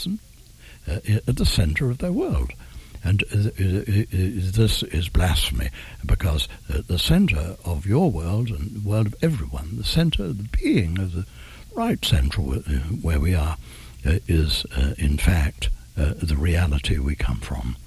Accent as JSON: {"language": "English", "region": "England", "country": "United Kingdom", "said": "I'm English."}